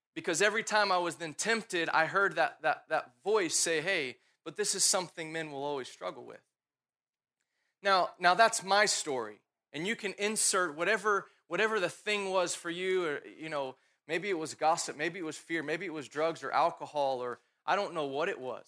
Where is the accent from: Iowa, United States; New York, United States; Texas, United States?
Texas, United States; Dallas; I grew up here in Dallas